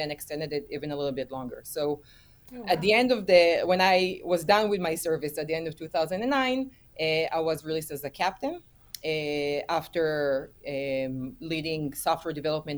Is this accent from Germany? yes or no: no; Israel; returned back to my home country, that is Israel.